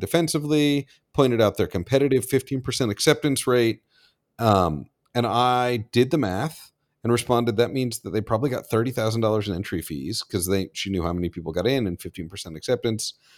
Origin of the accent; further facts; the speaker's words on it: Washington, District of Columbia, United States; moved away; D C Film Fest, which was my hometown festival